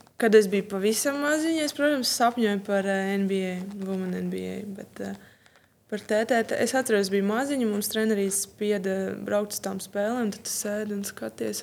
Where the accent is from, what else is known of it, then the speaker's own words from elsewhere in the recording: Riga, Latvia; Piedzimu un izaugu Rīgā